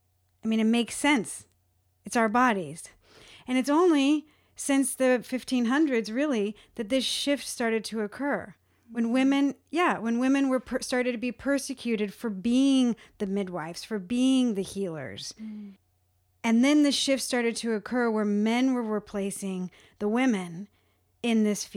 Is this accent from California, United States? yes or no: yes; California, United States; now in Alabama, United States; I'm being from California, midwifery is a thing.